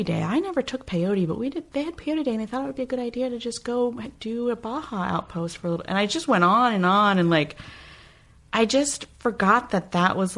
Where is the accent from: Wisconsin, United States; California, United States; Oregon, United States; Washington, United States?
California, United States; Santa Rosa; I'm from Santa Rosa